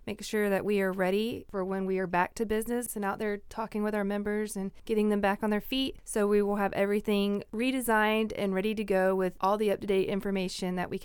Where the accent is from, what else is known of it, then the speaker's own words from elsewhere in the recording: Mulberry, Florida, United States; I'm from Mulberry